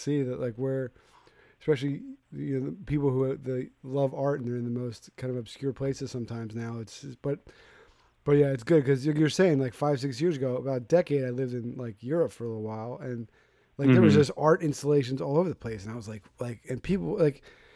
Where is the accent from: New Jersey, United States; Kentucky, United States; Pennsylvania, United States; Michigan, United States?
Pennsylvania, United States; Philadelphia; I'm from Philadelphia